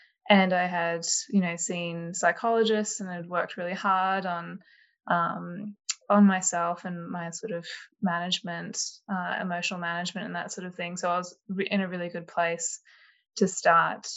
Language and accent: English; Canberra, Australian Capital Territory, Australia; moved away as an adult; also born or lived in Sydney; I grew up in Canberra, moved to Sydney for uni.